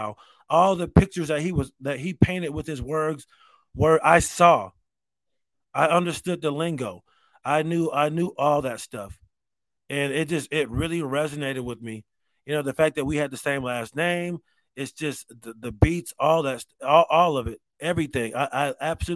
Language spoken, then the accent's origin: English; Rochester, United States; growing up in Rochester.